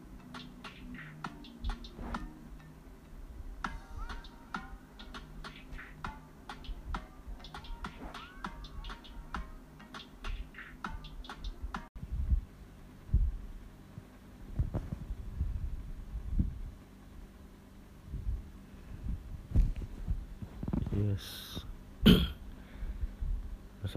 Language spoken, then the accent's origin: English; Jamaica; I was born in Jamaica in a little place called King Saint Martin